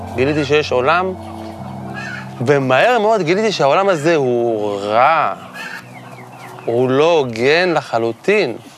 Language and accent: Hebrew; Kfar Saba, Central District, Israel; גדלתי בכפר, בכפר סבא